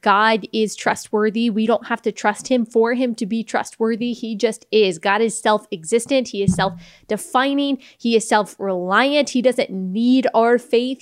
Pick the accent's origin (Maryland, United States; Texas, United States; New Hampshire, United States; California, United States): Texas, United States; I'm from Texas